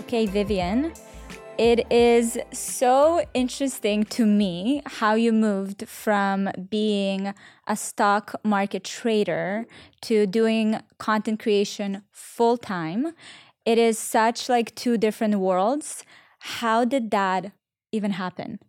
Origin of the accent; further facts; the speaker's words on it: Israel; now in United States; I grew up in Israel